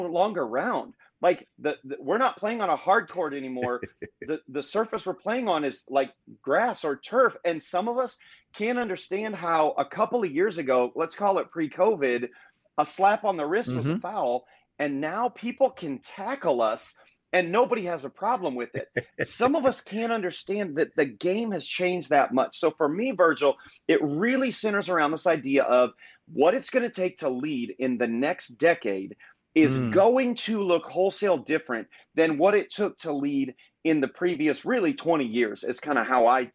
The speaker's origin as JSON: {"language": "English", "region": "Indiana", "country": "United States", "tie": "born or raised there", "moved": "as an adult", "lives_now": "Fort Myers, United States", "said": "born and raised in Indiana, small town, moved to Southwest Florida, Fort Myers, Florida, specifically 20 years ago"}